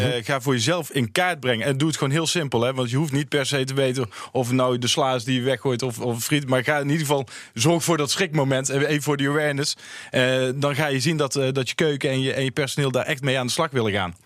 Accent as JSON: {"language": "Dutch", "town": "Tilburg", "region": "North Brabant", "country": "Netherlands", "said": "kom mezelf uit Tilburg"}